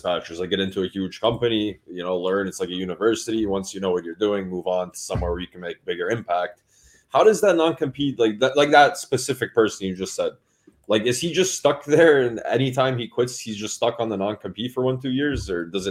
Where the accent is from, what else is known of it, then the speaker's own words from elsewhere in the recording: Toronto, Ontario, Canada; moved away; I'm a Raptors fan. I have to be. I'm from Toronto